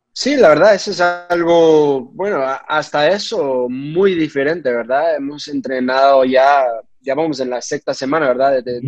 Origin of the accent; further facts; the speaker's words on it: United States; also born or lived in Portugal; now in Cincinnati, United States; siendo mexicano, creciendo, bueno, México-americanos, creciendo en, un lugar